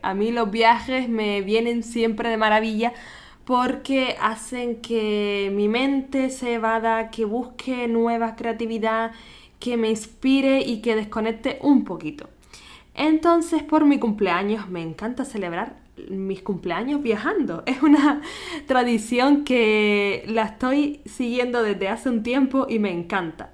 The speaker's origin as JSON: {"language": "Spanish", "area": "Gran Canaria", "region": "Canary Islands", "country": "Spain", "tie": "born or raised there", "moved": "as an adult", "lives_now": "Vienna, Austria", "said": "nacida en Canarias"}